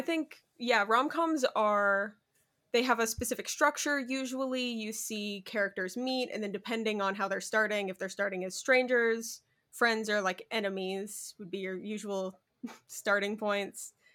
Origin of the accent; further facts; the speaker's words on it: Arizona, United States; I'm from Arizona